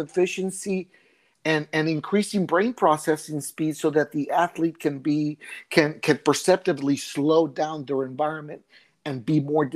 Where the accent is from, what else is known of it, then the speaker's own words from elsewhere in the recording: El Paso, Texas, United States; moved away as an adult; I'm originally from El Paso, Texas. I left at an early age to join the Marine Corps